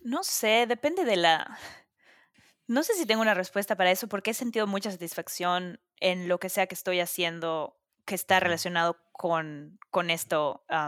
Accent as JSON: {"language": "Spanish", "town": "Mérida", "region": "Yucatán", "country": "Mexico", "moved": "as an adult", "lives_now": "New York City, United States", "said": "… y yo somos de Mérida"}